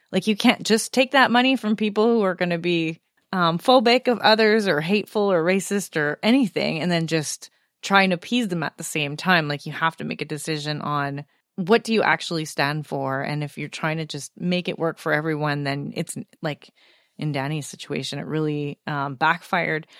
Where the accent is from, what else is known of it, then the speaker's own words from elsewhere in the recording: Canada; I felt similar as a Canadian